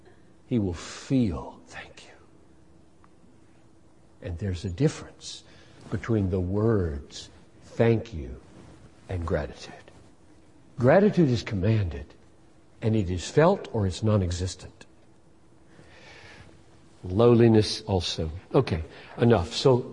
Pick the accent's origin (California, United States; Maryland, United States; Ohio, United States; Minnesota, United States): Minnesota, United States; I'm not an emotional person. I'm a Minnesotan.